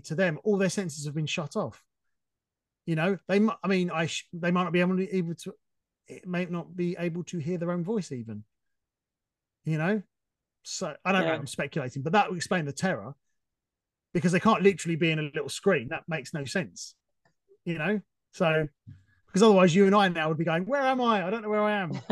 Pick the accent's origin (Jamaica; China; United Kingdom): United Kingdom; England; I'm being very English now